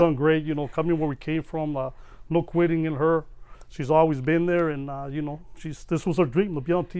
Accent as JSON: {"language": "English", "town": "Las Vegas", "region": "Nevada", "country": "United States", "tie": "born or raised there", "said": "being here since 81."}